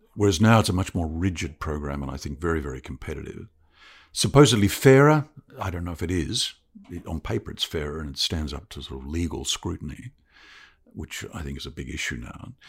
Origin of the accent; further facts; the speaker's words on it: Christchurch, Canterbury, New Zealand; moved away as an adult; also born or lived in Otago; now in Victoria, Australia; My mother's Australian, but my father's a Kiwi, and I was born in Christchurch. New Zealand's a lovely place to grow up